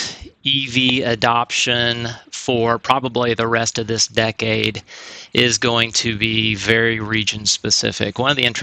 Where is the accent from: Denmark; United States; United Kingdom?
United States; Walnut Grove, Missouri; born or raised there; moved away